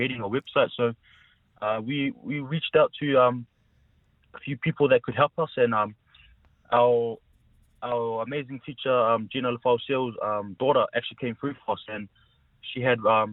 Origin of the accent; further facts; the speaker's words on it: Porirua, Wellington, New Zealand; also born or lived in Samoa; I'm a Samoan born, but obviously brought up in Porirua most of my life